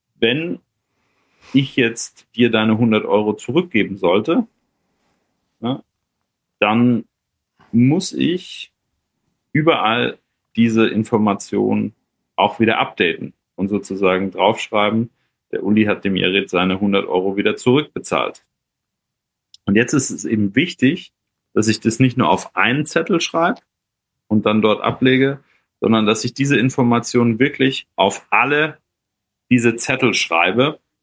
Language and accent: German; Germany; bei uns in Deutschland